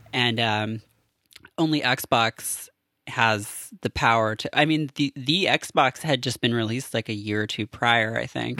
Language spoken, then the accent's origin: English; Canada; I have, like, a latent knowledge of French, being Canadian